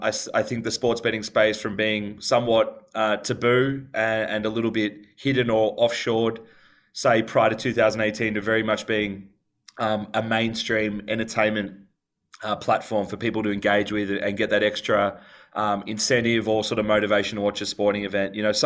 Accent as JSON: {"language": "English", "country": "Australia", "said": "The population centers in both those states dwarf my home country, Australia."}